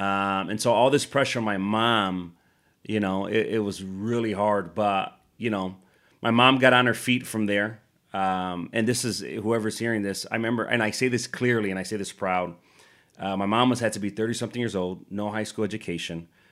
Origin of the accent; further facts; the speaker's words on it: Chicago, Illinois, United States; growing up in Chicago, super poor